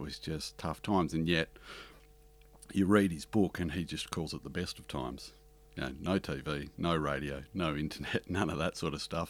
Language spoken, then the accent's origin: English; Harvey, Western Australia, Australia; the town where we grew up in Western Australia, Harvey